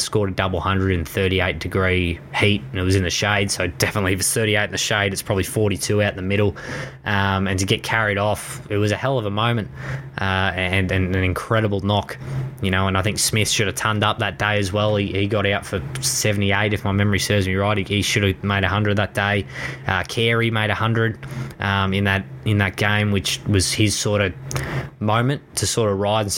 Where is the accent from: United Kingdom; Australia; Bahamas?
Australia; as an Australian